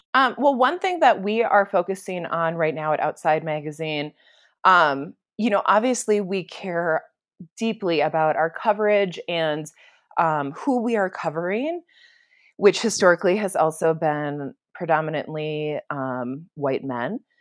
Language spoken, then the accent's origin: English; Minnesota, United States; now in Santa Fe, United States; I come from Minnesota, which is obviously, like, lands with ten thousand, ten thousand lakes and, um, in the woods and very humid and rolling green hills, and so this is a very different environment than the one I was raised